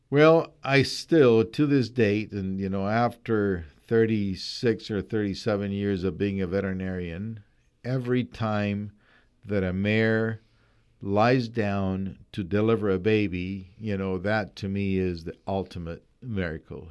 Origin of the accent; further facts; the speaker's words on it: Colombia; moved away as an adult; I am originally from Colombia